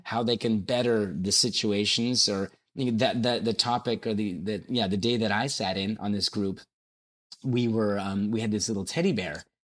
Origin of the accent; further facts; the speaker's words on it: Hamilton, Ontario, Canada; born and raised in Hamilton.